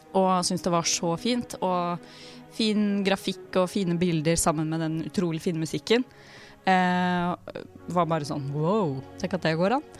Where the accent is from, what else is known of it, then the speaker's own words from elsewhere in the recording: Drammen, Buskerud, Norway; now in Oslo, Norway; hun er min bestevenninne fra jeg vokste opp da, i Drammen. Uh, og vi bodde sammen i Oslo Når vi flytta hit